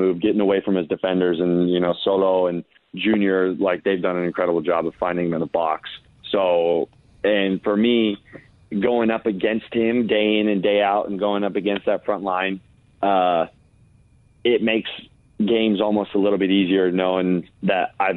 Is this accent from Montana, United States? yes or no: yes; Bozeman, Montana, United States; now in Phoenix, United States; I love Bozeman. My parents still live there. I try to go visit whenever I can. I just feel so blessed to have grown up in such a wonderful place